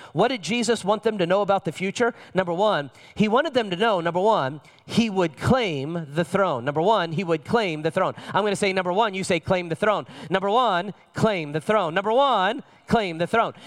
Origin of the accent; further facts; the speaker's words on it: Las Vegas, Nevada, United States; My father is from Las Vegas. I'm from Las Vegas.